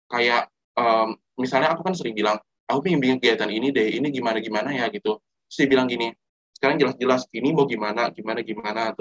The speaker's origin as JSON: {"language": "Indonesian", "town": "Padang", "region": "West Sumatra", "country": "Indonesia", "said": "apalagi aku dari Padang ya"}